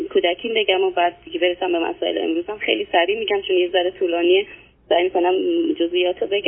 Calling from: Iran; نه از ایران هستم

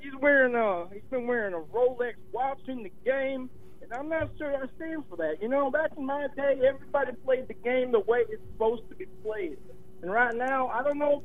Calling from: Coventry, Connecticut, United States; I'm calling from Coventry, Connecticut

